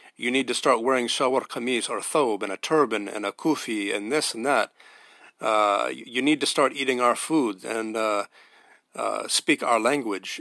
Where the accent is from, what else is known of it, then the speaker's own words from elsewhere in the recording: United States; an American white revert